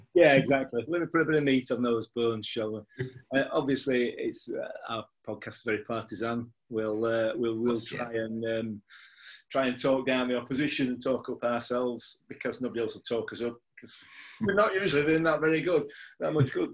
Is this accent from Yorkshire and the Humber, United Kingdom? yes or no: yes; Yorkshire and the Humber, United Kingdom; I'm a Yorkshireman, I'm a pessimist by nature